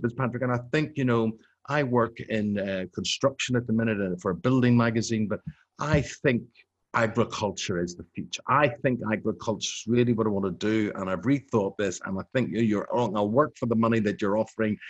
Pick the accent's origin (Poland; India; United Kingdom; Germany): United Kingdom; Belfast, Northern Ireland; moved away as an adult; I grew up on the New Lodge Road or the Old Park Road in, in Belfast